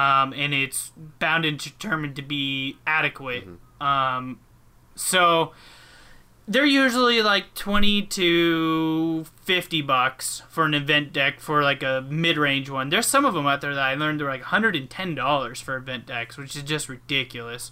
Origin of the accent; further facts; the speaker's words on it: Anchorage, Alaska, United States; I was born in Anchorage